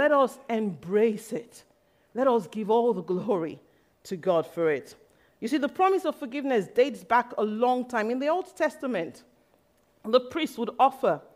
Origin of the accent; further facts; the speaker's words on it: Nigeria; I grew up in Nigeria, and when I was young, my mom took me to a white garments church